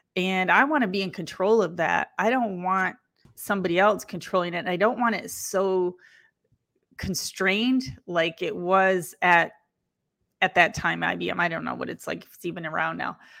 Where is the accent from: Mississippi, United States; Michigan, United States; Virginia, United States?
Michigan, United States; Lansing; I was born in Lansing, Michigan